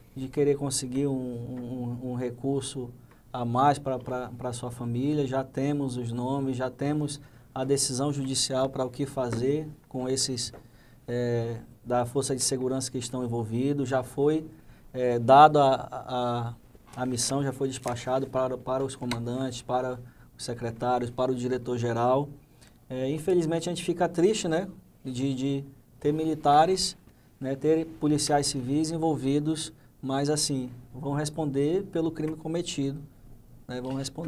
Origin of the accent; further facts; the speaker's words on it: Manaus, Amazonas, Brazil; moved away; minha família toda é do Amazonas, é de Manaus, eu vim de Manaus